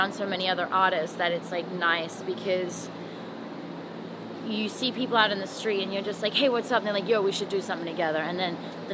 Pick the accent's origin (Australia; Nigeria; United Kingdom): Australia; moved away as an adult; also born or lived in Toronto, Canada; now in Los Angeles, United States